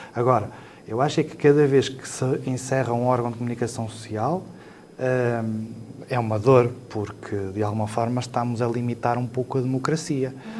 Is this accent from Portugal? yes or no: yes; Lamego, Norte, Portugal; also born or lived in Mirandela / Chaves; a partir do quinto ano fiquei sempre por, um, por Lamego